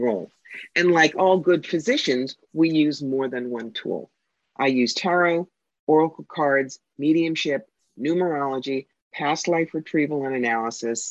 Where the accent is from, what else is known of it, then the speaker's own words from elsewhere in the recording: Cherry Hill, New Jersey, United States; moved away as an adult; also born or lived in Philadelphia, Pennsylvania / Atlanta, Georgia; now in upstate New York, United States; I grew up upper middle class. Right. In Cherry Hill, New Jersey